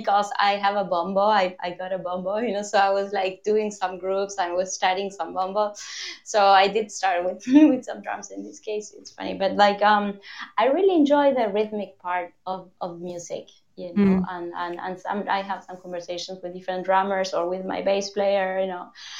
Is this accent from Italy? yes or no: no; Argentina; moved away; it's the first time in 21 years that I spent a year in Buenos Aires. I was like, I'm Argentinian, like fully Argentinian again. So sorry about my accent.